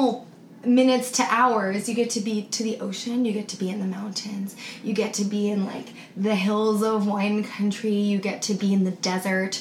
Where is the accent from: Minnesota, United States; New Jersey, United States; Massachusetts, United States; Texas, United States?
New Jersey, United States; moved away as an adult; also born or lived in New York City / Hudson Valley; now in Los Angeles, United States; we're both originally from New Jersey